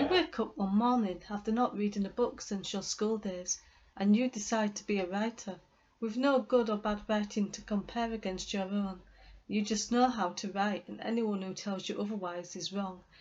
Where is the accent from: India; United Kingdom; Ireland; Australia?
Ireland; Waterford, Munster; I am from Waterford in Ireland